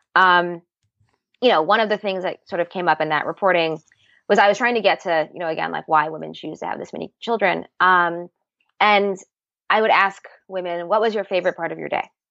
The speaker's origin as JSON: {"language": "English", "town": "Seattle", "region": "Washington", "country": "United States", "tie": "born or raised there", "also_born_or_lived": "New York", "said": "I grew up in Seattle"}